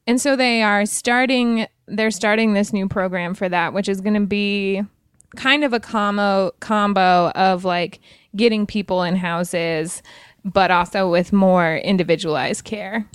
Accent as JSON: {"language": "English", "region": "Wyoming", "country": "United States", "also_born_or_lived": "Montana", "moved": "yes", "said": "I'm from Wyoming originally"}